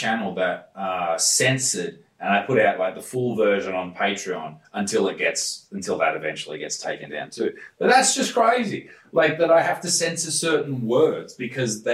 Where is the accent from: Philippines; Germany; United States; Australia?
Australia; Newcastle, New South Wales; I'm from Newcastle